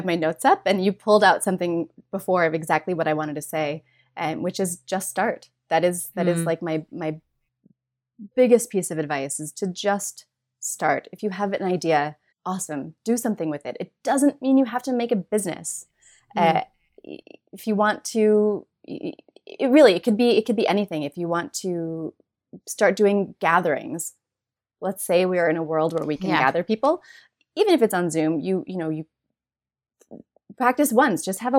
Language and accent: English; Minnesota, United States; I grew up in Minnesota.